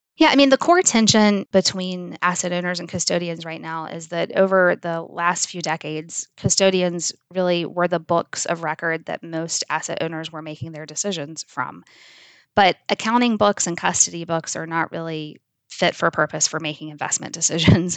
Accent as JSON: {"language": "English", "region": "South Georgia", "country": "United States", "tie": "born or raised there", "said": "I grew up in South Georgia"}